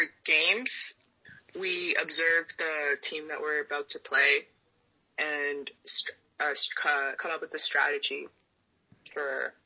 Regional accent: Canada; moved away as an adult; now in United States; I was traveling back to Canada for camps

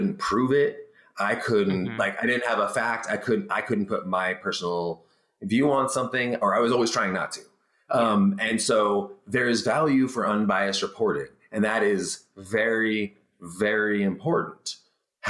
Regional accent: Barstow, California, United States; moved away; also born or lived in Washington; I'm from Barstow, California as well.

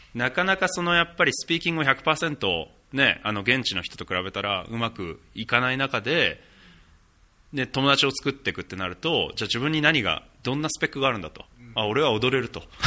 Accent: Japan; moved away

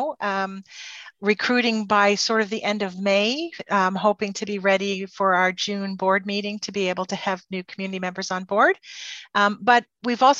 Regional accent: Port Hope, Ontario, Canada; also born or lived in Peterborough; I grew up in Port Hope. This is my home community.

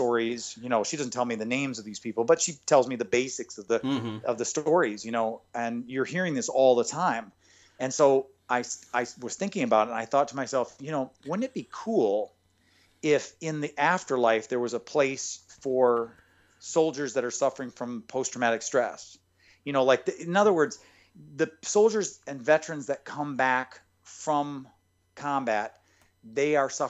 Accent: Michigan, United States; moved away; I'm from Michigan originally

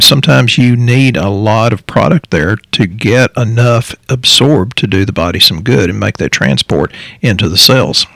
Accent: Texas, United States; we're from Texas, so that's a saying down here

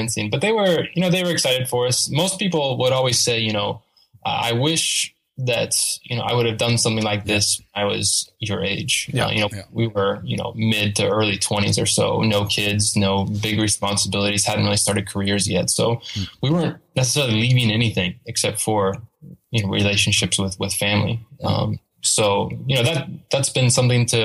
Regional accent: Indiana, United States; moved away as an adult; now in Chennai, India; I'm from the U.S. I come from the state of Indiana. And I grew up pretty much there my whole life

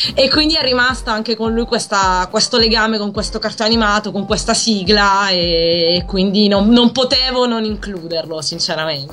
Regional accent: Palermo, Sicily, Italy; moved away as an adult; now in Pavia, Italy; sono di Palermo, mi sono trasferita qui per l'università

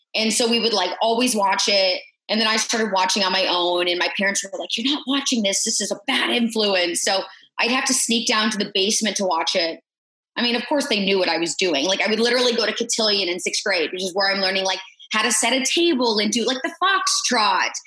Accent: Indianapolis, Indiana, United States; moved away as an adult; also born or lived in Huntington / Kansas City; my hometown of Indianapolis

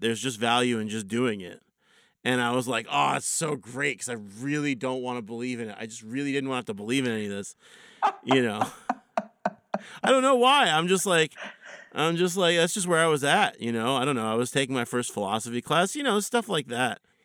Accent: Philadelphia, Pennsylvania, United States; I grew up in Philly

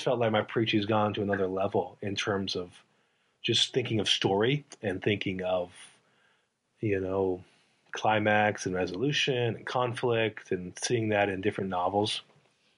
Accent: Alabama, United States; I grew up in Alabama

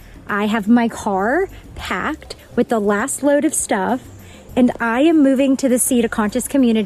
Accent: New York City, New York, United States; moved away; I grew up on Cranberry Court in Staten Island, New York.

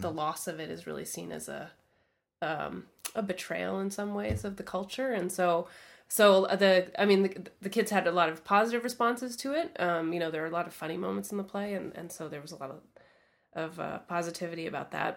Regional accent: Vermont, United States; moved away as an adult; now in Montreal, Canada; I grew up in Vermont, which is actually only a couple hours from here

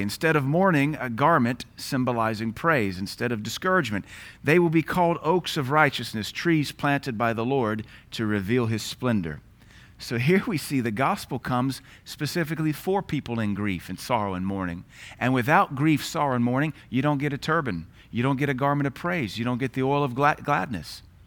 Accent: United States; as an American

